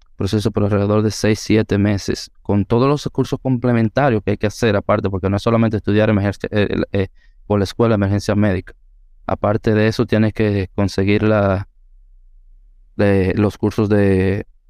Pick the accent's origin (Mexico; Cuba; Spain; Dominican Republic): Dominican Republic; San José de Ocoa; Aunque nací y me crié en el mismo municipio de Ocoa, en el pueblo